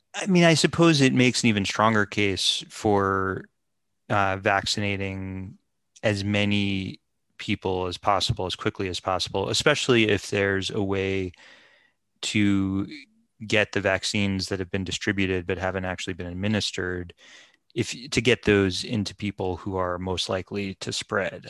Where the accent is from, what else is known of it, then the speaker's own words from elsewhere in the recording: United States; as an American